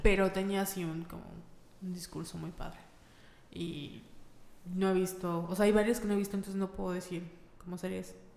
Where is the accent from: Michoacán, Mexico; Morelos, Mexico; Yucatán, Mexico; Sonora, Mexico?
Yucatán, Mexico; Mérida; somos de Mérida